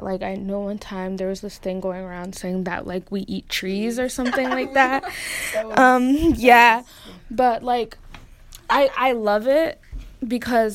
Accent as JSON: {"language": "English", "town": "Norwalk", "region": "Connecticut", "country": "United States", "tie": "born or raised there", "also_born_or_lived": "Stamford", "said": "I was born in Stamford and raised in Norwalk."}